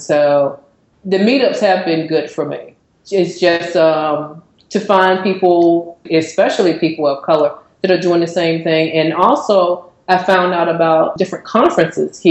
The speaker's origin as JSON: {"language": "English", "region": "Virginia", "country": "United States", "tie": "born or raised there", "moved": "as an adult", "lives_now": "Atlanta, United States", "said": "I was born and raised in Virginia, you know, had been there all my life. And I met someone from here and moved here"}